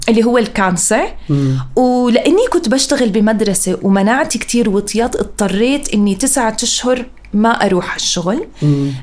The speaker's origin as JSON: {"language": "Arabic", "town": "Amman", "region": "Amman Governorate", "country": "Jordan", "tie": "born or raised there", "also_born_or_lived": "Africa / London", "said": "أنا انولدت وعشت هون بالأردن بعمان."}